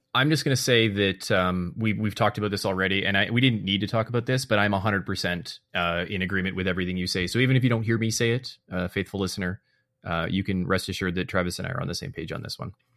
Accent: Canada; in my nature here as a Canadian

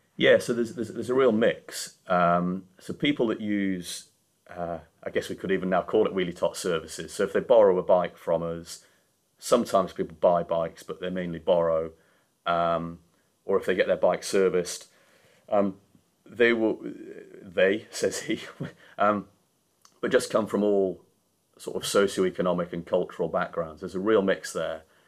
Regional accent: Yorkshire and the Humber, United Kingdom; moved away as an adult; now in London, United Kingdom; being a Yorkshireman

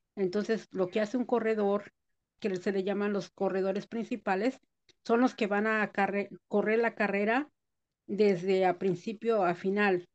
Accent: Mexico City, Mexico; also born or lived in Guerrero; now in United States; Yo nací en la Ciudad de México, pero mi raíz viene de Guerrero

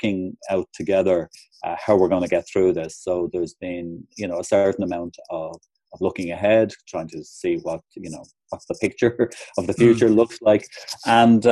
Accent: Ireland; moved away as an adult; also born or lived in Hong Kong; when I arrived back in Ireland, while I still had obviously a kind of a family network

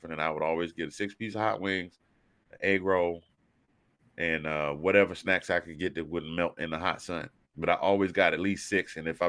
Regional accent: the South, United States; I'm from the South

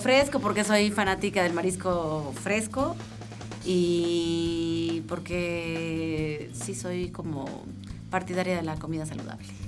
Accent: northern Mexico, Mexico; moved away as an adult; now in Querétaro, Mexico; Nosotros somos norteños

